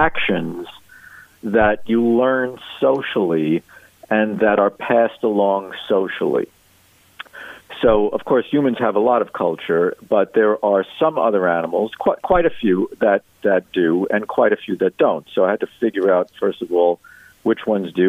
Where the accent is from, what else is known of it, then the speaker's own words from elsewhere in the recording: New York City, New York, United States; I grew up in Brooklyn, New York